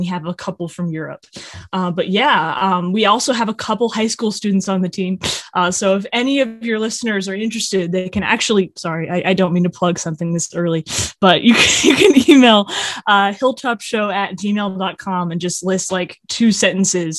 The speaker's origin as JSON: {"language": "English", "region": "Virginia", "country": "United States", "tie": "born or raised there", "said": "I was originally going to like a weird tech high school here in Virginia"}